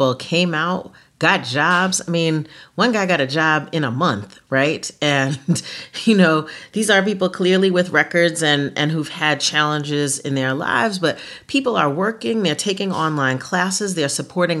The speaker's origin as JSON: {"language": "English", "town": "Mount Vernon", "region": "New York", "country": "United States", "tie": "born or raised there", "said": "my hometown, Mount Vernon, New York"}